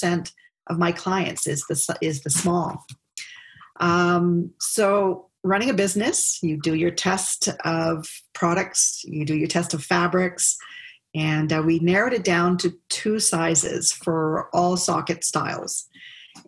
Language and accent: English; Hawaii, United States; moved away as an adult; also born or lived in Nova Scotia; now in Ottawa, Canada; growing up in Hawaii